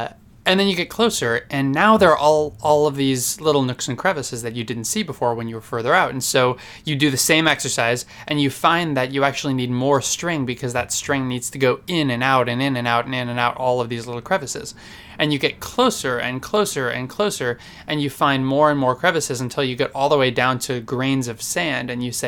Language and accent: English; United States; Because meter just feels better. I mean, I grew up in America.